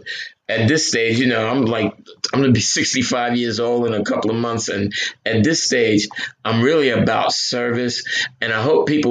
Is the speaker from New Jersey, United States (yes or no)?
yes; Newark, New Jersey, United States; now in Ocean County, New Jersey, United States; In my neighborhood where I grew up in Newark